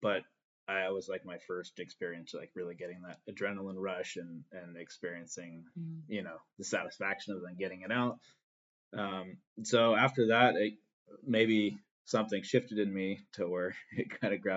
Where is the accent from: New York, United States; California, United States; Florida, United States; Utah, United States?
California, United States; Northern; I come from Northern California, which is a very fire prone area